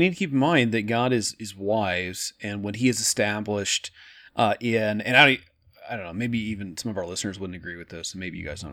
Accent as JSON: {"language": "English", "region": "Oregon", "country": "United States", "said": "I'm from Oregon, uh, very liberal, uh, the state, not me"}